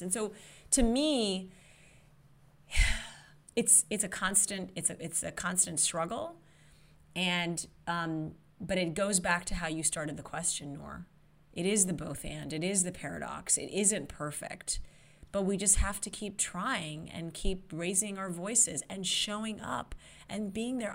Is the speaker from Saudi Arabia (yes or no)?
yes; Saudi Arabia; moved away; growing up in Saudi Arabia